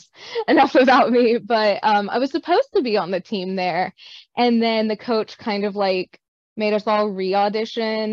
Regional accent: Northeast Arkansas, United States; also born or lived in Nashville, Tennessee; I grew up in Northeast Arkansas originally

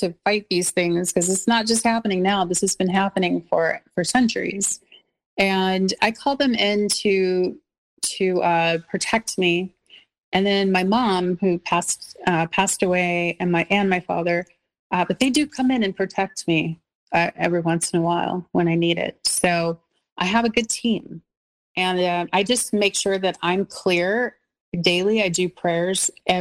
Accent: Los Angeles, California, United States; also born or lived in North Hollywood; I'm from the South Bay of Los Angeles, so I'm very, you know, happy there because I was born and raised there

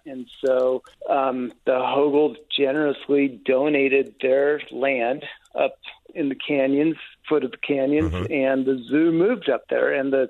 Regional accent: Salt Lake City, Utah, United States; I am from Salt Lake.

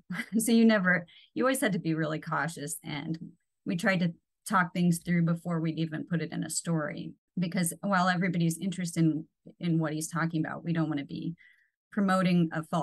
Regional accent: Norfolk, Nebraska, United States; now in Lincoln, United States; I worked at my hometown paper in Norfolk, Nebraska.

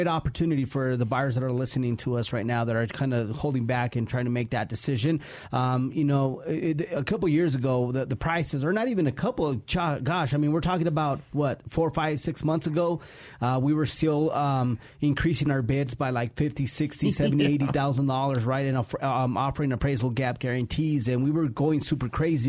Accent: Colorado, United States; also born or lived in Mexico; I grew up in that area. We immigrated from Mexico a few years ago

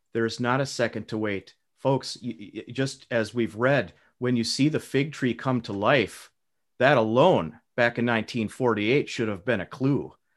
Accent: United States; as an American patriot myself

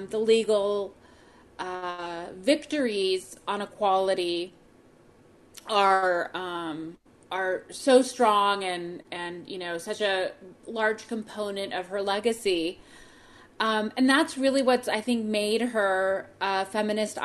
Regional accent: United States; as an American

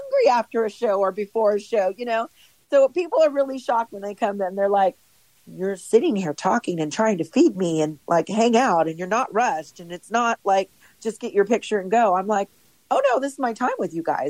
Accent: Los Angeles, California, United States; born and raised in Los Angeles

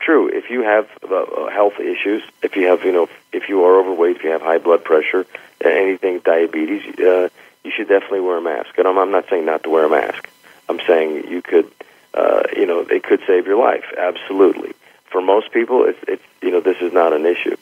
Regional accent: San Francisco, California, United States; I'm from San Francisco

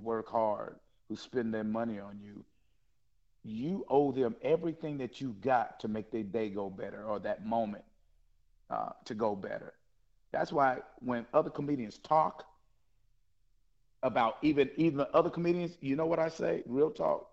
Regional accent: the South, United States; I'm from the South

